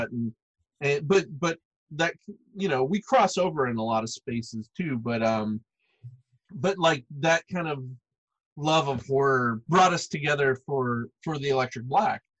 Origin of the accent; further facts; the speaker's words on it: Arkansas, United States; Like I grew up in Arkansas, out in the middle of the woods, right?